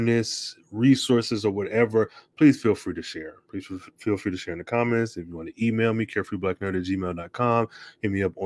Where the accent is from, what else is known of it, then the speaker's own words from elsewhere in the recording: Midwest, United States; I'm from the Midwest, from Auto Industry Nation